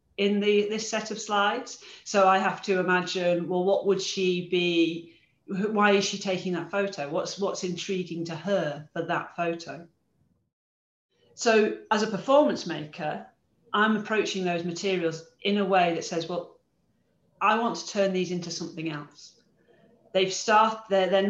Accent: Carlisle, North West England, United Kingdom; I was born in Carlisle and I didn't realize, but neither of my parents were

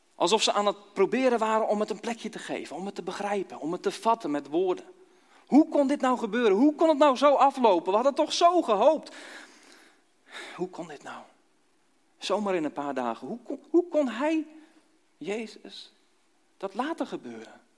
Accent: Dordrecht, South Holland, Netherlands; moved away; also born or lived in Kampen / Nieuw-Buinen; ooit geboren in Dordrecht. Eh, met omzwerving in Kampen terechtgekomen. Twaalf jaar in Kampen gewoond

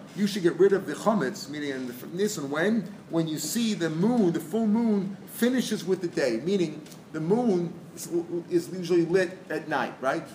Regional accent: St. Louis, Missouri, United States; we grew up in St. Louis

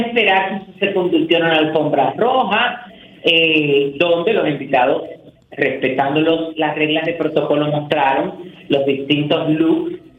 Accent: Dominican Republic; nosotros lo digamos como dominicanos

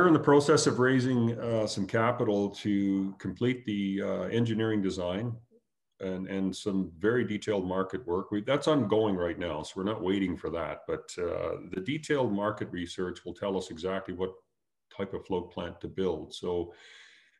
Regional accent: Canada; As a Canadian

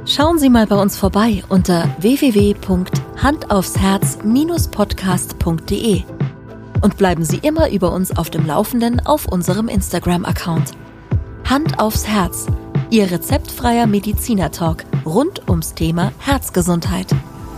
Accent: Allgäu, Bavaria, Germany; ich bin ein Allgäuer, dazu steh ich.

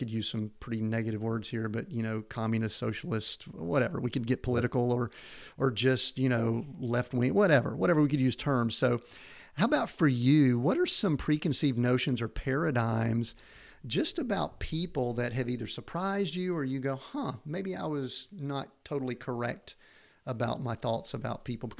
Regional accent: the South, United States; I grew up in the South

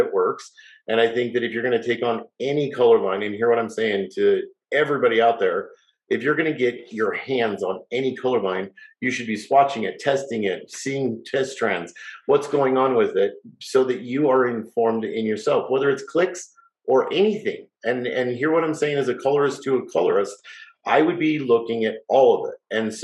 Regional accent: Salt Lake City, Utah, United States; growing up in Salt Lake City, having a salon

